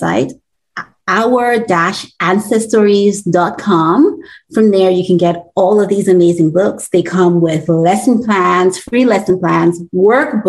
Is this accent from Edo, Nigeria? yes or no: yes; Edo, Nigeria; moved away as an adult; now in Canada; I am Nigerian. I was born in Nigeria.